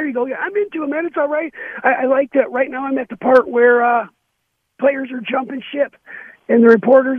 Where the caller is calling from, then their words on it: Muskegon, Michigan, United States; from Muskegon.